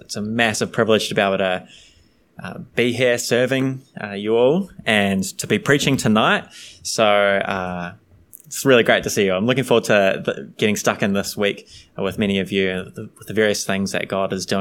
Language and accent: English; New Zealand; I'm from New Zealand